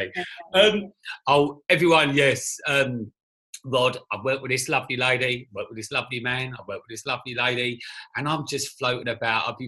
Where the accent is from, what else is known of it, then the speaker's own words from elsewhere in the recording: London, United Kingdom; also born or lived in Croydon; I'm in London, and you can probably tell I'm a Londoner. Um, and I just moved to Finchley